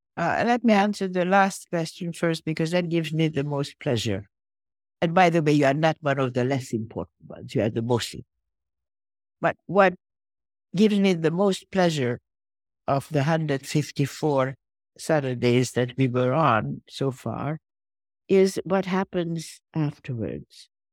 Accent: Budapest, Hungary; moved away; I was born in Budapest

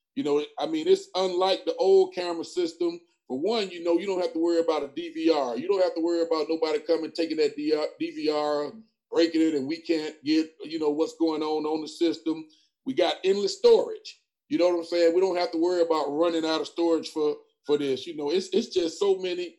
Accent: Lake Wales, Florida, United States; also born or lived in Tuskegee, Alabama; now in Macon County, Alabama, United States; I'm from Lake Wales, Florida. I came here.

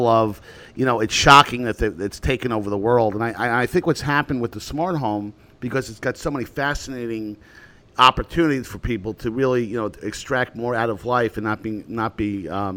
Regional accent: United States; as an American

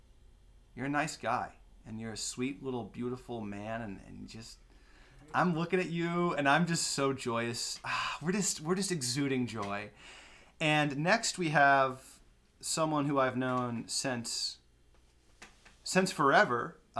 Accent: Ojai, California, United States; I'm from Ojai, born and raised, still live here.

